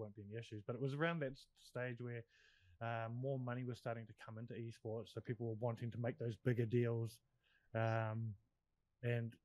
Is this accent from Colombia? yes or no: no; New Zealand; me being a Kiwi